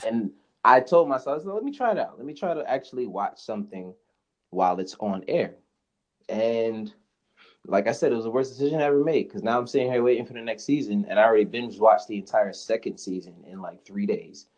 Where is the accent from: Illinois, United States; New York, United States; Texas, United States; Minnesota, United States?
New York, United States; Spring Valley; also born or lived in Harlem, New York; I lived there until I was about eight years old, and then I moved up to Spring Valley